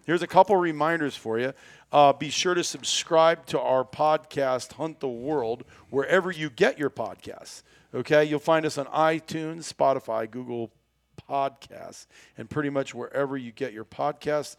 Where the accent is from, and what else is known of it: United States